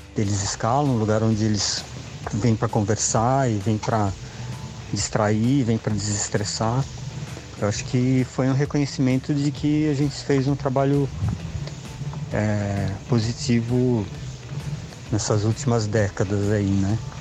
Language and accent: Portuguese; São Paulo, Brazil; eu sou de São Paulo